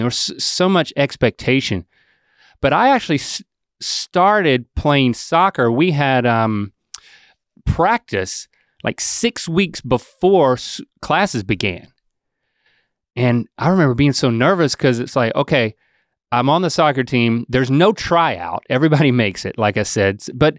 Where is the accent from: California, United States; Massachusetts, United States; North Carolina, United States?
North Carolina, United States; that's because I was born and raised in North Carolina.